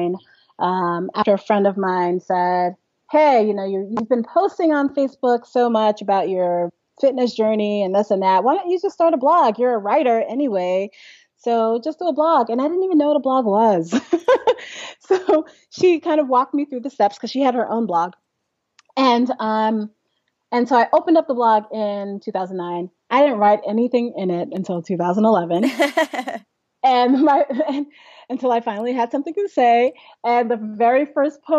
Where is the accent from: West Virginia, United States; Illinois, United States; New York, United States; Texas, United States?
New York, United States; New York City; I was born in Brooklyn, New York.